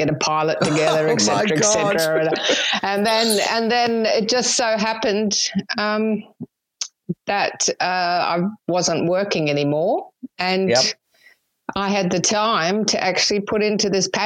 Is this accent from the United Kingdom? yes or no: no; New Zealand; moved away as an adult; also born or lived in Sydney, Australia; now in Australia; I'm actually a Kiwi